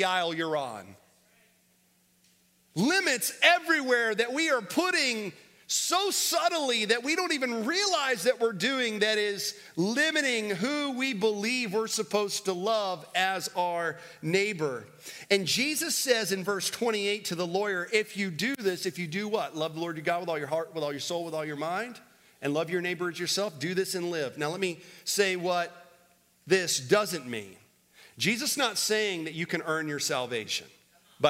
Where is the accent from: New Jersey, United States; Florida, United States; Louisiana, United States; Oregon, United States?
Florida, United States; now in Winston-Salem, United States; I grew up in Florida